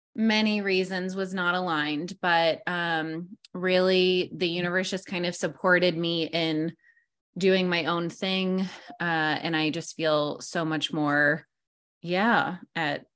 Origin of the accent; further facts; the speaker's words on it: New York, United States; moved away as an adult; now in San Diego, United States; I am from New York